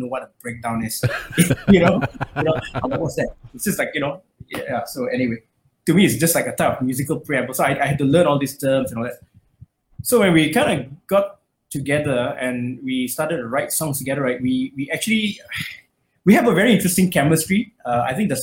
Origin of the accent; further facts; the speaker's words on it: Malaysia; I grew up in Malaysia